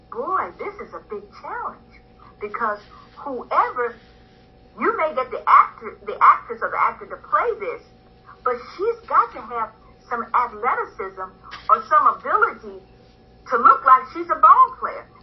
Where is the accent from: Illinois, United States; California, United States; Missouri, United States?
Missouri, United States; St. Louis; I'm from St. Louis, which is a baseball town.